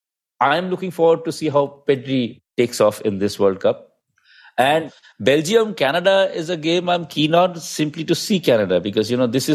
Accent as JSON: {"language": "English", "country": "India", "said": "being an Indian"}